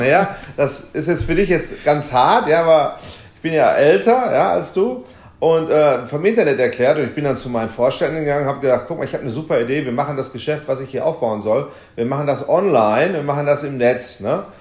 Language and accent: German; Essen, North Rhine-Westphalia, Germany; im Ruhrgebiet, in meiner Heimatstadt Essen